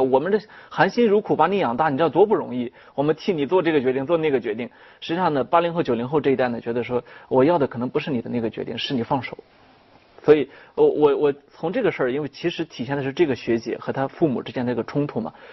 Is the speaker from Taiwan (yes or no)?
no; China; 我们中国人特别爱强调说孝心嘛